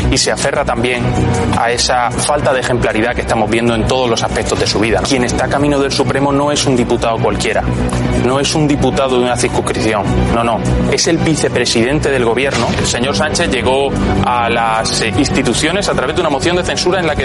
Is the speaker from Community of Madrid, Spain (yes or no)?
yes; Madrid, Community of Madrid, Spain; me duele decirlo como madrileño